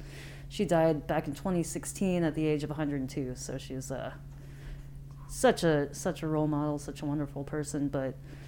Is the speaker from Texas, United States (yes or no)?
no; Independence, Missouri, United States; born or raised there; also born or lived in Taiwan